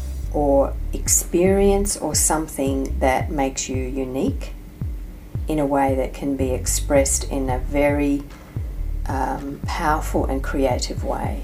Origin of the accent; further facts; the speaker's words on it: Australia; it's probably more about growing up in Australia than anything else